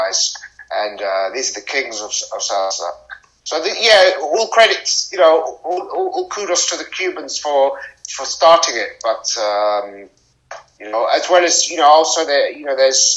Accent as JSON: {"language": "English", "country": "United Kingdom", "said": "in Britain, we're far away from the Americas. We're in Europe, and we have a lot of Caribbean and African people. And that's our culture"}